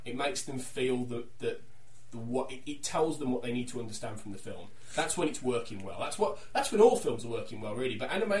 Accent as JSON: {"language": "English", "town": "Wolverhampton", "region": "West Midlands", "country": "United Kingdom", "said": "because we're from Wolverhampton."}